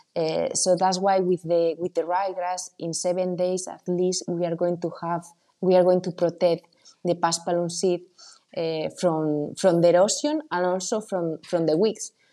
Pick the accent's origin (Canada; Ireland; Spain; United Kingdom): Spain; moved away as an adult; also born or lived in United States; now in Italy; I am coming from Spain.